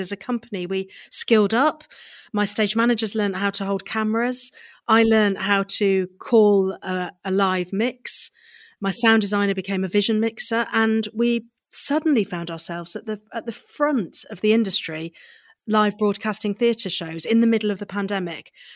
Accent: Midlands, United Kingdom; I grew up in the Midlands, so right, if you put a pin in the middle of the U K, that's where I grew up.

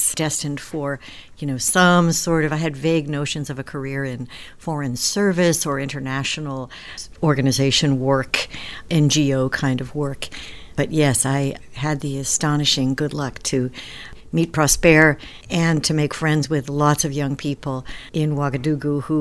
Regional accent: New York, United States; I'm a New Yorker

